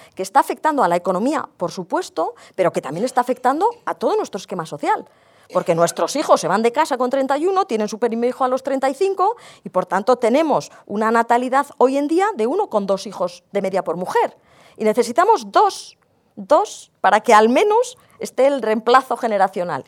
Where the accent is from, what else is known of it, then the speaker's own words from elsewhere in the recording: Basque Country, Spain; yo provengo del País Vasco